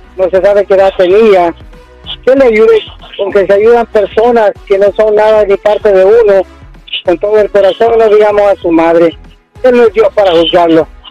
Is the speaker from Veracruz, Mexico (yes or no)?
no; Jalisco, Mexico; moved away; soy de, de Jalisco